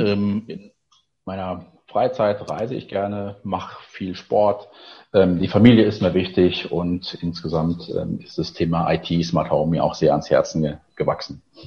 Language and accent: German; Eifel, Rhineland-Palatinate, Germany; moved away as an adult; also born or lived in Koblenz; now in Berlin, Germany; gebürtiger Koblenzer, dann in der schönen, beschaulichen Eifel aufgewachsen